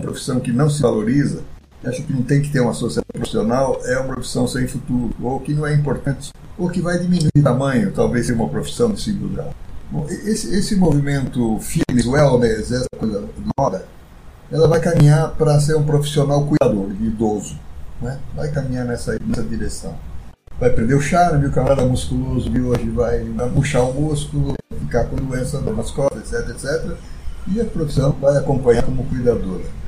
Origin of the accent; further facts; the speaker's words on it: São Caetano do Sul, São Paulo, Brazil; nasci em São Caetano do Sul